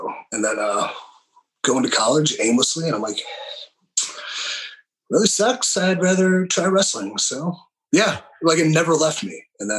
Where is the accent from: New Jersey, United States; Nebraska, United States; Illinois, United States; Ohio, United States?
Ohio, United States; Willoughby; East of it, Willoughby.